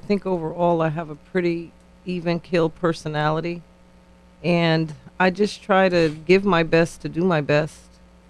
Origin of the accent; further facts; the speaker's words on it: New Haven, Connecticut, United States; Yes, I'm born and raised in New Haven as well.